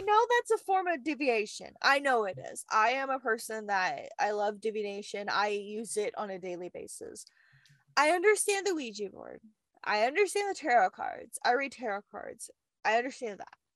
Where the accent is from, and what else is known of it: the South, United States; accent: southern